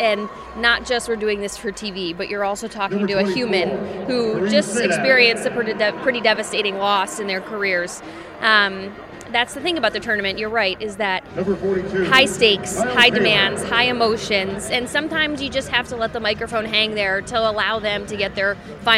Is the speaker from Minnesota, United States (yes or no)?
yes; Bloomington, Minnesota, United States; also born or lived in Washington, D.C.; I grew up in Bloomington. I went to Breck for high school, middle school and high school